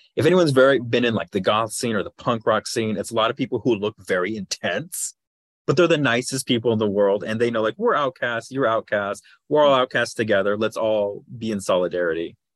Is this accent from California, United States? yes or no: yes; Los Angeles, California, United States; I grew up in Los Angeles